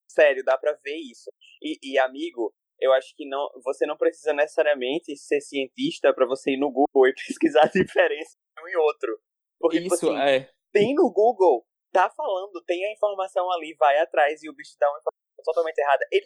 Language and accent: Portuguese; Natal, Rio Grande do Norte, Brazil; enquanto potiguar natalense